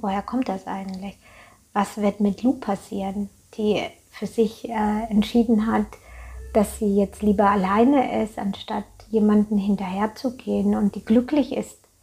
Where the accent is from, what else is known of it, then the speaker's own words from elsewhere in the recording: Germany; bei uns in Deutschland